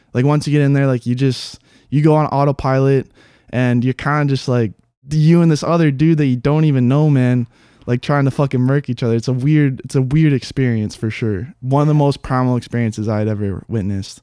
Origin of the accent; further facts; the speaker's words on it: Haiku, Hawaii, United States; I grew up in Haiku, born and raised